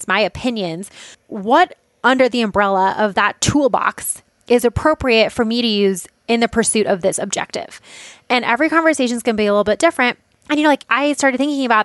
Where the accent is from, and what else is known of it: United States